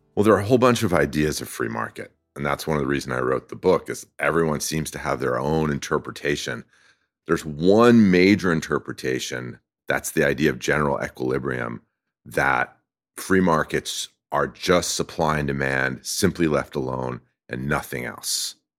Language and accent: English; France; now in California, United States; I grew up in France